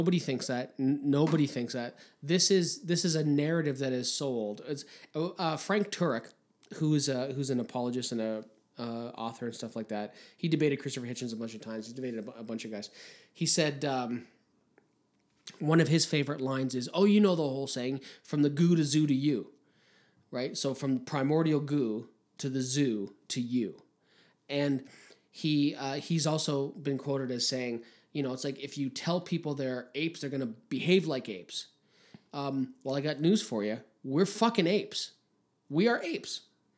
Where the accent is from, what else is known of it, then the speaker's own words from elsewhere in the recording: Canada; as a Canadian